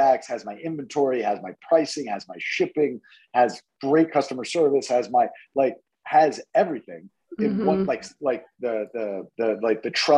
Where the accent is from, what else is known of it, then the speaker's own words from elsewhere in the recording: New York, United States; also born or lived in Denver; now in Florida, United States; I'm originally from New York